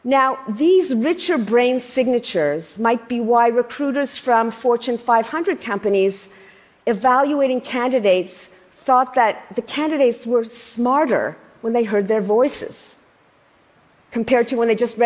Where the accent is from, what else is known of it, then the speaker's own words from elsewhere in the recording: Canada; I'm Canadian